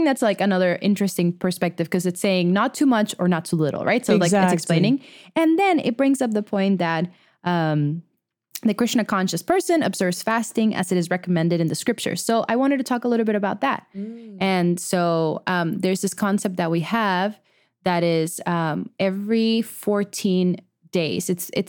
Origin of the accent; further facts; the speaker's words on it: Venezuela; Well, I at least I grew up in Venezuela, so it's very, very much a meat eating country as well.